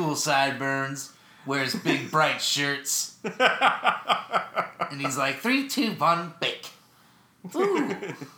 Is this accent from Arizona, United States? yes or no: no; Texas, United States; now in New York City, United States; growing up in Texas